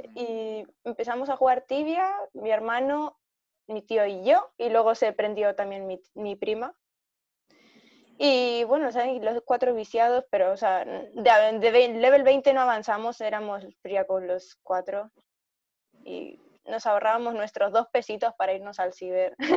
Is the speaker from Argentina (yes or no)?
yes; Argentina; now in Spain; soy de Argentina.